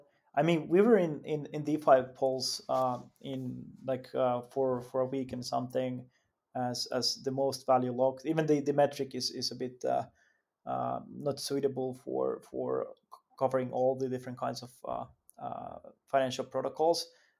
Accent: Finland; English is a second language; Yeah, I mean, like, of course, like I'm from Finland myself, but actually, when we look at the team, it's quite quite global

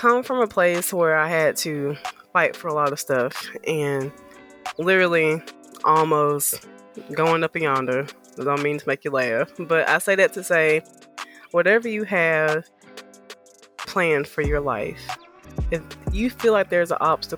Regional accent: the South, United States; also born or lived in Birmingham; I am from the South.

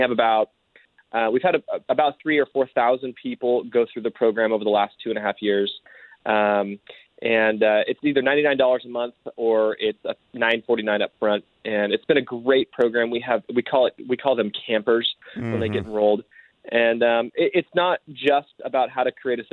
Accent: Southern California, United States; now in Oregon, United States; I grew up in Southern California, far away from snow

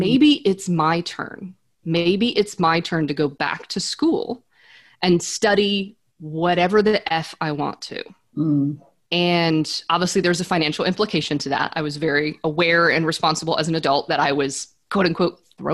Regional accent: central United States, Midwest, United States; I grew up in Central America or central part of the United States.

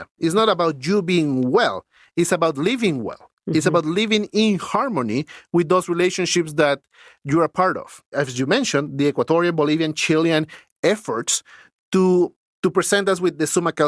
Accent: Lima, Peru; moved away as an adult; now in Canada; when I grew up in Lima, winters were 14 degrees Celsius

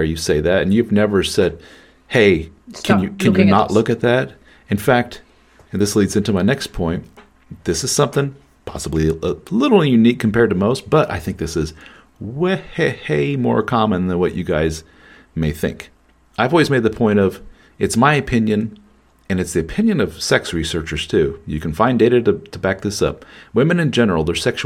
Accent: Midwestern America, United States; the more puritanical Midwestern America that I grew up

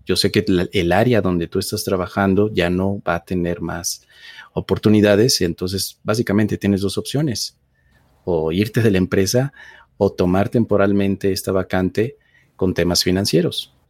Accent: Mexico City, Mexico; yo nací en la Ciudad de México

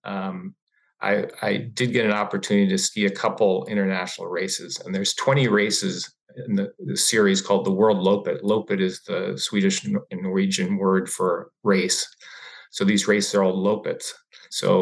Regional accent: Maryland, United States; growing up in Maryland

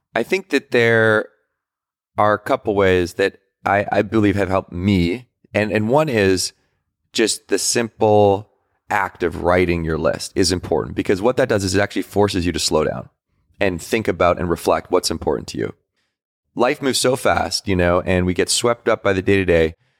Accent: Victoria, British Columbia, Canada; But I grew up in Victoria, British Columbia

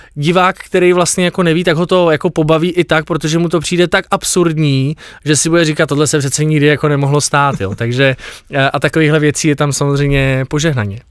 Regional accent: Bohemia, Czechia; u nás v Čechách

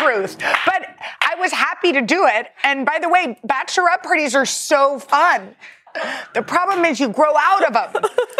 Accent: Texas, United States; Because I'm from Texas, where people got married early

